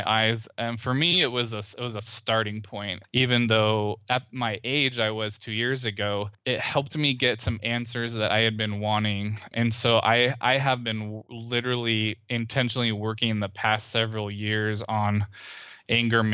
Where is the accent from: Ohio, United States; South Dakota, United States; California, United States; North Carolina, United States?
California, United States; Central; moved away as an adult; now in Houston, United States; we moved in together and lived where I had grown up